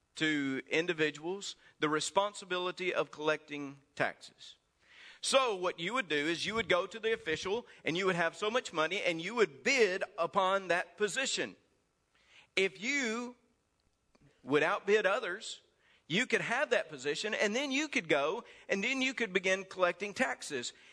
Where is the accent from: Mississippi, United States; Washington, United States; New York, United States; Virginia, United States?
Mississippi, United States; accent: Mississippi; my Mississippi accent